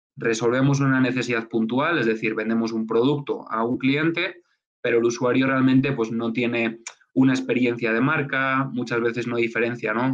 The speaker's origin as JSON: {"language": "Spanish", "town": "Burgos", "region": "Castile and León", "country": "Spain", "tie": "born or raised there", "moved": "as an adult", "lives_now": "Mexico", "said": "regresé a, Burgos, a mi, ciudad a mi ciudad natal"}